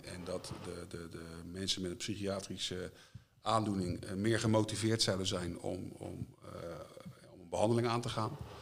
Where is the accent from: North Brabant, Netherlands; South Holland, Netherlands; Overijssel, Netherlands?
South Holland, Netherlands; Leiden; ik ben geboren en getogen in Leiden.